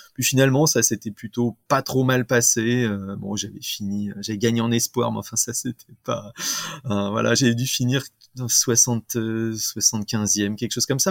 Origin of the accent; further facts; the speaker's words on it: Rambouillet, Île-de-France, France; also born or lived in Videlles, Essonne; j'ai grandi principalement à Rambouillet